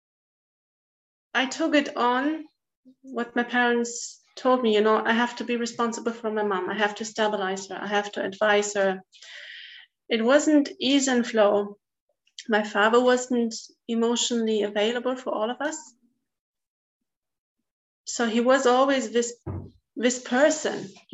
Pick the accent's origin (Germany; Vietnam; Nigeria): Germany; East Germany; I grew up in East Germany